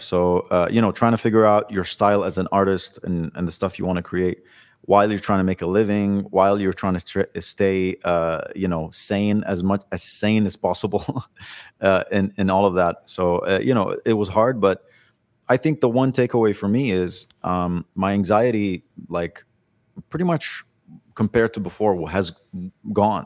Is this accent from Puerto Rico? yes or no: no; Kuwait; moved away as an adult; also born or lived in Lebanon; now in Dubai, United Arab Emirates; I was born in Kuwait